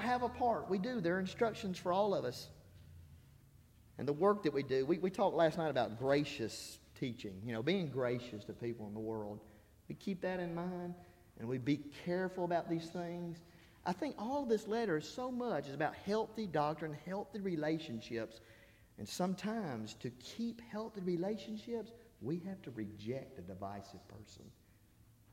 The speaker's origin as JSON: {"language": "English", "region": "Alabama", "country": "United States", "said": "I'm from Alabama. I say y'all."}